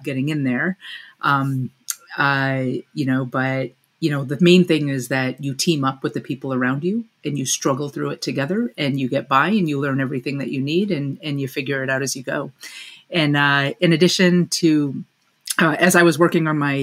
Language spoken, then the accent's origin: English; Batavia, New York, United States; moved away as an adult; I was born in Western New York, a small town called Batavia, New York, just out in between Buffalo and Rochester. As I grew up there